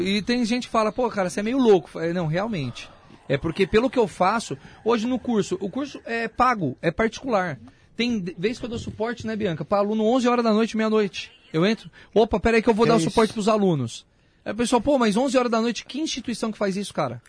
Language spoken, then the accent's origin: Portuguese; Itapevi, São Paulo, Brazil; sou da região ali, Itapevi, nasci em Itapevi.